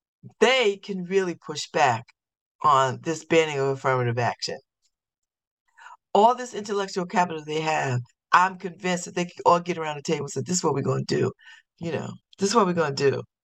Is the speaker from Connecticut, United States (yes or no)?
yes; New Haven, Connecticut, United States; I've been saying that since I was born. I'm from New Haven.